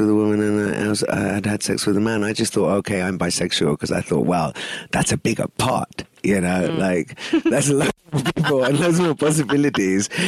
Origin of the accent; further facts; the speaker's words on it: India; And of course, I'm Indian.